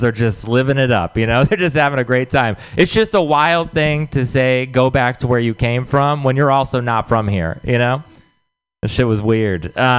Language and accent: English; Texas, United States; moved away; I'm from Texas